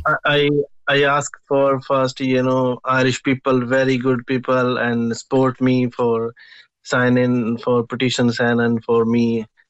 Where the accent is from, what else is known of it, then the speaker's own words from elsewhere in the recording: India; English is a second language; moved away as an adult; now in Cork, Ireland; I am from India, and uh, I living in Ireland uh, four and a half year in in Ireland, Cork City